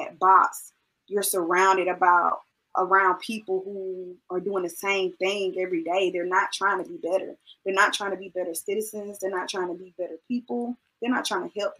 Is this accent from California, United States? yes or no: no; Macon, Georgia, United States; moved away as an adult; When I left Macon, I moved 2 hours away from Macon.